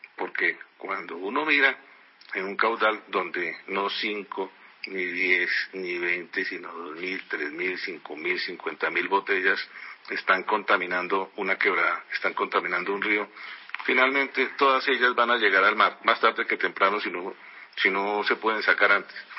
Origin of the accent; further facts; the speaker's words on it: Colombia; nosotros como colombianos